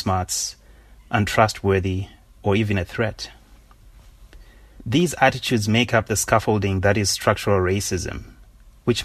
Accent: Zimbabwe; moved away as an adult; also born or lived in Oxford; now in United States; When I began my journey from Zimbabwe to college in the U.S.

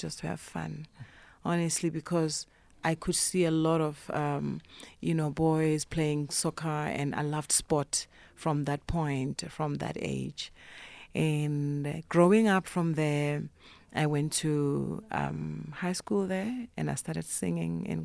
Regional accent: Polokwane, Limpopo, South Africa; moved away; also born or lived in Cape Town; I grew up in Polokwane

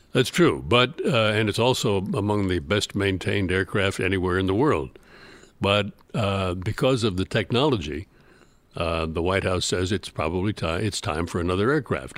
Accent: Chicago, Illinois, United States; I was from, I'm from Chicago, and I'd never been really further south than Saint Louis

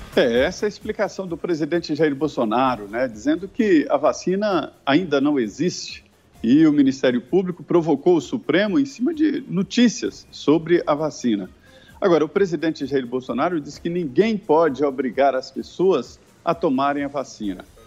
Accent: Minas Gerais, Brazil; Eu sou de Minas Gerais, é um estado que leva a mineração no próprio nome

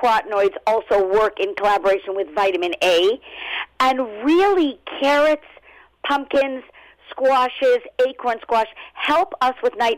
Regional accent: Los Angeles, California, United States; also born or lived in Brooklyn, New York; now in New York, United States; originally, I'm from Los Angeles, born and raised, but I was transplanted to New York.

